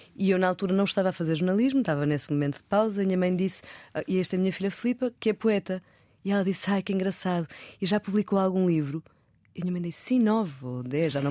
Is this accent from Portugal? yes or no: yes; Porto, Norte, Portugal; moved away as an adult; also born or lived in London; eu sou do Porto